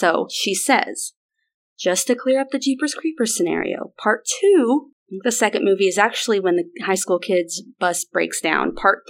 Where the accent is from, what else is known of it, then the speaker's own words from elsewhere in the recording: Arkansas, United States; We have to. We're from the South. We've heard it all my whole life.